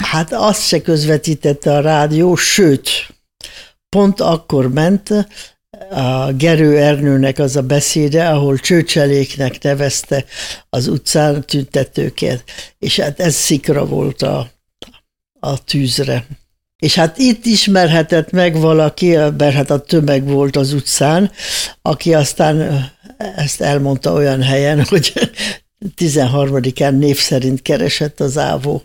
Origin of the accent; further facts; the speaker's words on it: Hungary; moved away; also born or lived in Austria; biztosra vettem, hogy az életbe többé nem jöhetek haza. Hát nem is jöhettem egészen 76-ba jöttem haza